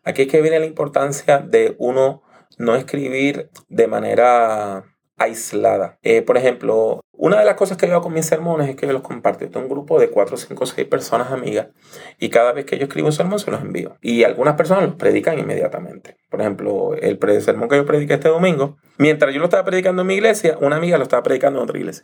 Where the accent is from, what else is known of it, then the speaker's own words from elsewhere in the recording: Puerto Rico; also born or lived in New York; yo me crié aquí en Puerto Rico